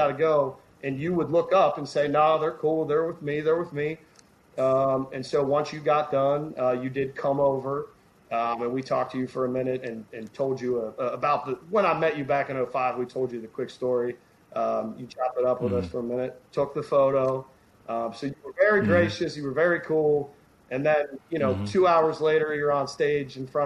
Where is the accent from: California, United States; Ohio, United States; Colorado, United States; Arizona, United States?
Ohio, United States; Cincinnati; now in Newport, Kentucky, United States; I'm from Cincinnati, Ohio, but I live right across the river in Newport, Kentucky